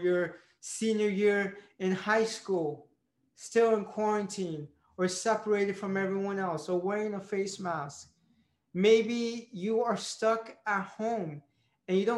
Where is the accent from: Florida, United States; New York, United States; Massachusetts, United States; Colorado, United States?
Florida, United States; Tampa; moved away as an adult; now in Philadelphia, United States; My first time moving outside of my hometown, Tampa, Florida